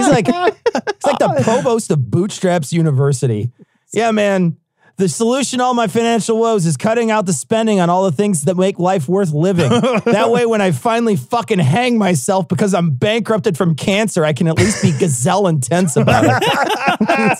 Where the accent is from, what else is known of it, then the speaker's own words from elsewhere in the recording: Chicago, Illinois, United States; I am from Chicago